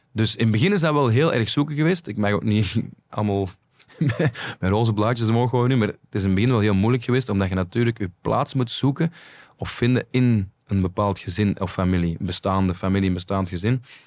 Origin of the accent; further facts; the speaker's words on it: Flanders, Belgium; wij als Vlaming